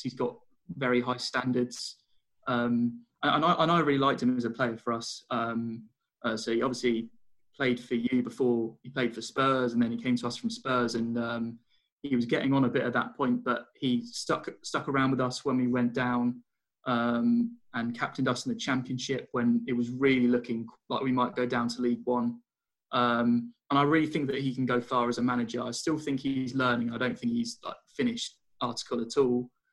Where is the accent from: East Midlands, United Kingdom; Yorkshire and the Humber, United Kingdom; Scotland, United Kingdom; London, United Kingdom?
London, United Kingdom; I'm from Wimbledon